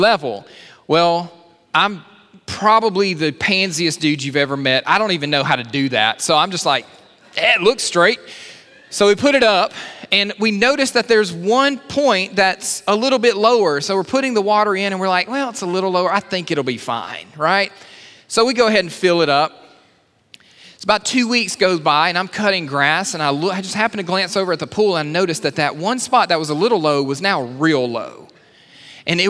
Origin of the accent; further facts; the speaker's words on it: Alabama, United States; I'm from Alabama.